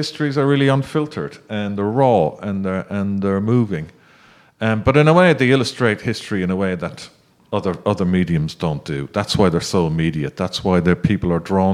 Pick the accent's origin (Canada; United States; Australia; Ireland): Ireland; now in United Kingdom; As Irish people and as migrants